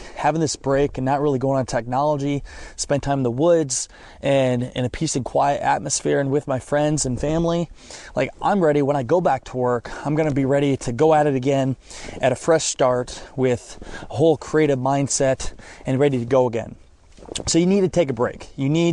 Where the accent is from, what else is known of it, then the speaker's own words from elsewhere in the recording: Northeast Iowa, United States; moved away; I grew up in Northeast Iowa, and I grew up in a family that hunts